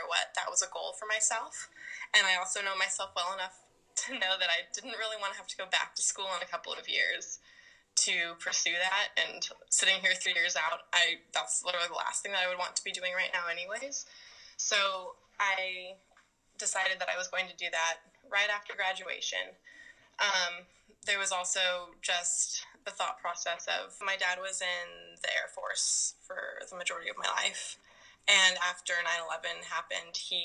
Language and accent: English; Seattle, Washington, United States; also born or lived in Vancouver, Canada / Spokane